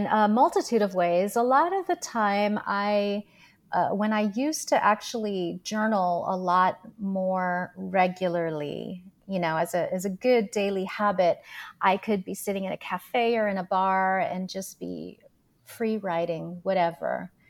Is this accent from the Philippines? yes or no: yes; Philippines; why am I here as a Filipina in this place?